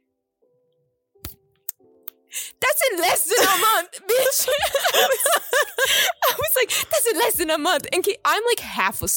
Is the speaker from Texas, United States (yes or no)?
yes; Texas, United States; I'm literally raised in fucking Texas